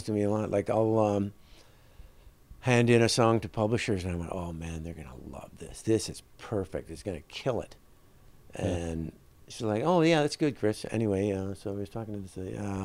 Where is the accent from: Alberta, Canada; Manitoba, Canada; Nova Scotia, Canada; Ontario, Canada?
Manitoba, Canada; Winnipeg; In Winnipeg.